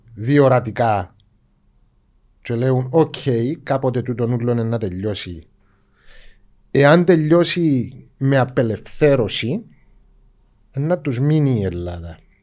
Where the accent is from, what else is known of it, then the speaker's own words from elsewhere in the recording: Cyprus; εμεί είμαστε Ελληνοκύπριοι